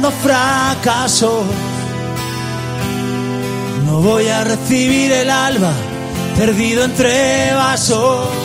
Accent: Santander, Cantabria, Spain; Yo soy de Santander

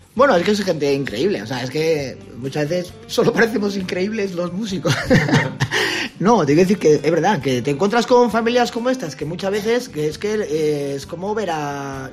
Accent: Bilbao, Basque Country, Spain; Nosotros somos independentistas, no de Euskadi, no, Bilbao

